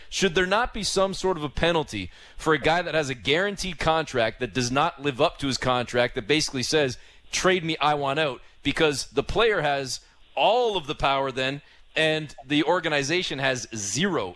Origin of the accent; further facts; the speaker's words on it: Toronto, Ontario, Canada; as a Canadian and as a Torontonian